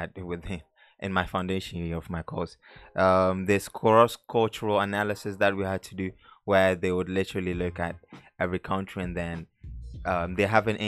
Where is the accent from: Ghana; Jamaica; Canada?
Ghana; moved away; since I was born in Ghana and I'm African